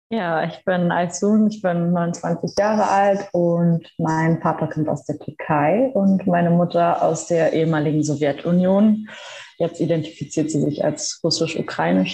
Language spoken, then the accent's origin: German; Berlin, Germany; ich bin in Berlin geboren und aufgewachsen